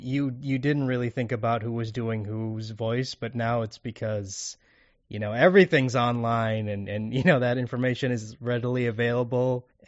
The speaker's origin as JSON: {"language": "English", "country": "Kuwait", "second_language": "English"}